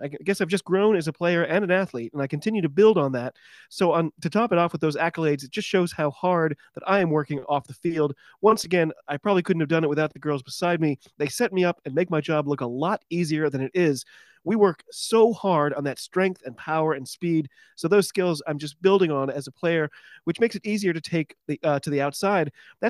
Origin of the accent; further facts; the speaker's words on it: United States; I'm an American rugby fan